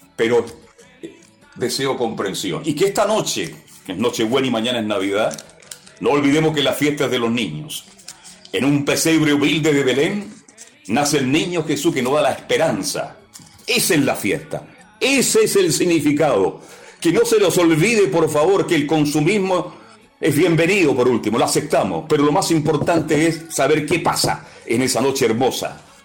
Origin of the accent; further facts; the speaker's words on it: Chile; El chileno, somos así los chilenos